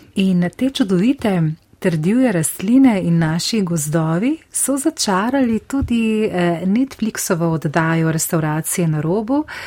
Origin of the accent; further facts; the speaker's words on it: Slovenia; Slovenci smo